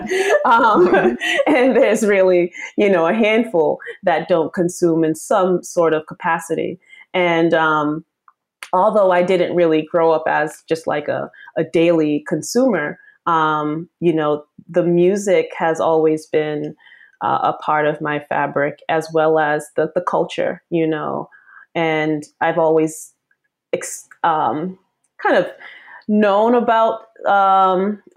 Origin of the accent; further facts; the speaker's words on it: Boston, Massachusetts, United States; I was raised in Boston